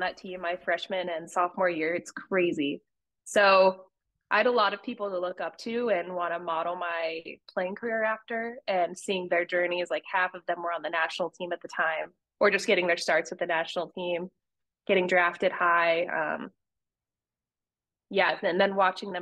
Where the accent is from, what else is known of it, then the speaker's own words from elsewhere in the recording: Utah, United States; moved away; also born or lived in Los Angeles; I hated growing up in Utah